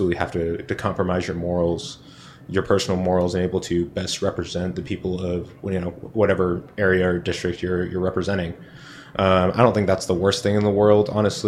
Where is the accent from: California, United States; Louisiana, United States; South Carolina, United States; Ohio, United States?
California, United States; Berkeley; now in San Jose, United States; my hometown of Berkeley.